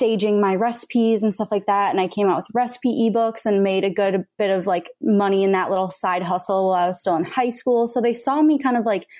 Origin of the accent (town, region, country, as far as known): Minnesota, United States; born or raised there; also born or lived in Texas; now in Los Angeles, United States